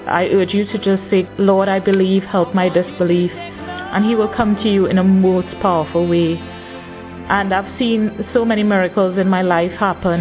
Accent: Trinidad & Tobago; I'm in my early 30s and I'm from Trinidad

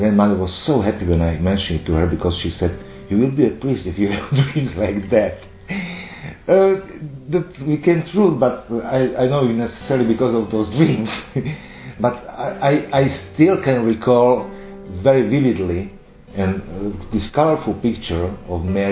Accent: Slovakia; I am a priest from Slovakia

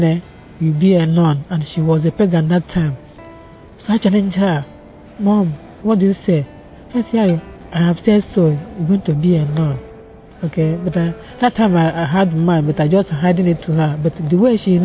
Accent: Nigeria; now in London, United Kingdom; I was born in Nigeria

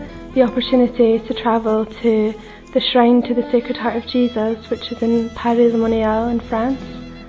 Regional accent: Scotland, United Kingdom; I'm 24 years old and I come from Scotland. And I'm a member of the Emmanuel community

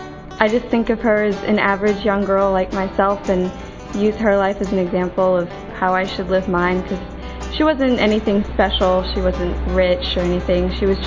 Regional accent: United States; I'm 19 and I'm from the United States.

